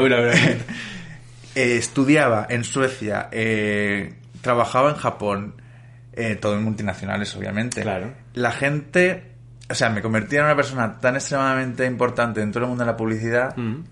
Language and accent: Spanish; Valencia, Valencian Community, Spain; moved away as an adult; now in Madrid, Spain; yo soy de Valencia y me tuve que ir a vivir a Madrid